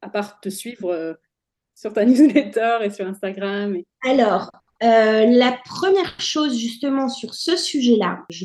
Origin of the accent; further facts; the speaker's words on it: France; now in United States; Mon mari est français, je suis française aussi, et je me suis mariée en 2011.